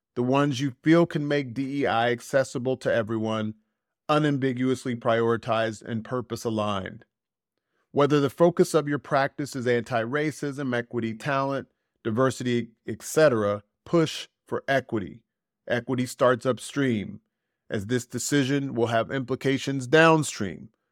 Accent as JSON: {"language": "English", "country": "United States", "moved": "yes", "said": "I feel more American than I've ever felt in my fifty-plus years"}